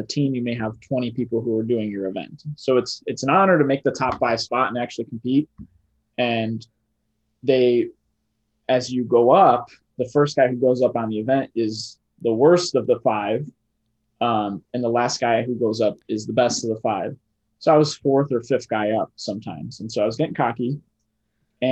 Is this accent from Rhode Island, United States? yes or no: no; Illinois, United States; I'm from Illinois